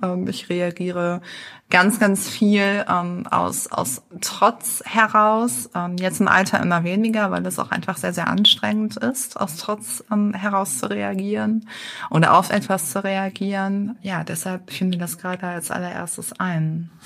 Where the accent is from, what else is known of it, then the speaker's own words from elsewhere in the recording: Düsseldorf, North Rhine-Westphalia, Germany; moved away as an adult; now in Berlin, Germany; Ich bin in Düsseldorf geboren und aufgewachsen